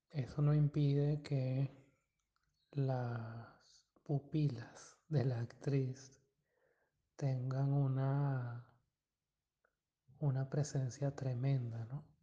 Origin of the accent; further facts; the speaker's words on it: Venezuela; Varias veces he escuchado que es difícil eh, asociar el cine de Berman a a nosotros como venezolanos